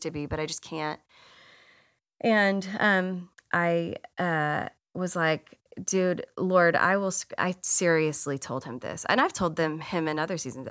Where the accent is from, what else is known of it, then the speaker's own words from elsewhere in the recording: Texas, United States; also born or lived in Washington, D.C. area; I grew up in Texas, and I grew up in a Baptist church